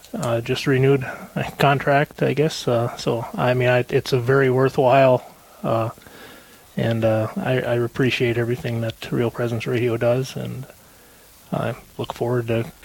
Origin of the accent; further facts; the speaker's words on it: Gilbert, Minnesota, United States; also born or lived in Virginia, Minnesota; Grew up here on the range in Gilbert. Moved back up here about 3 years ago.